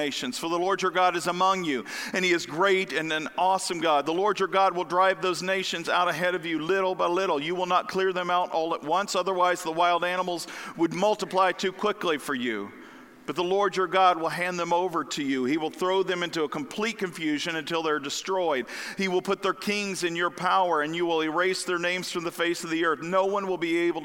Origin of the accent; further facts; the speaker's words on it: the Bible Belt, the South, United States; I grew up in the Bible Belt down south.